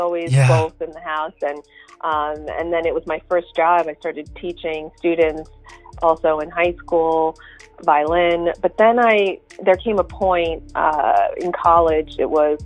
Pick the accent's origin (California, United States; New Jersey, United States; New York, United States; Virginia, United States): New York, United States; Long Island; also born or lived in Kashiwazaki, Japan; growing up in Long Island and then spending about 3 months the whole summer in Japan